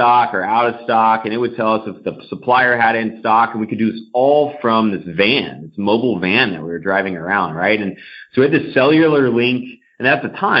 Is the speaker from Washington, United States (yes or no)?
no; The Woodlands, Texas, United States; I grew up in Houston, Texas, actually just north of Houston in the Woodlands, Texas.